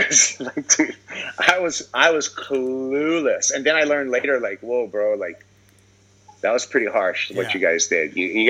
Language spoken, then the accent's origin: English; Honolulu, Hawaii, United States; I'm a kid from Kapahulu, bro.